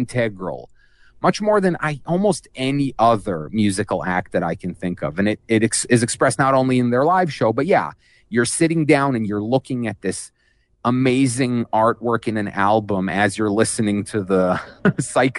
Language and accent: English; Jerusalem, Jerusalem District, Israel; I grew up in Israel, and not just in Israel, specifically in Jerusalem